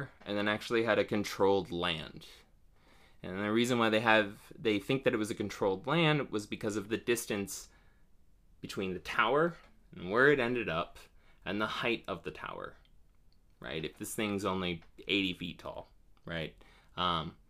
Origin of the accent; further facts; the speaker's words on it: Ohio, United States; now in North Carolina, United States; I'm from Ohio